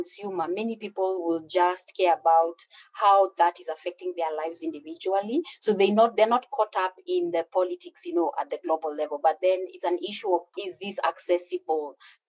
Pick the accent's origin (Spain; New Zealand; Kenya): Kenya; I'll also speak as a Kenyan